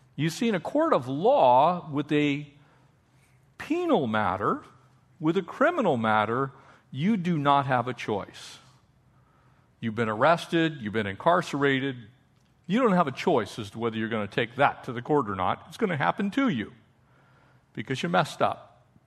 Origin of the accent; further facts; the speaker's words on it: California, United States; also born or lived in Austria; we're from Cal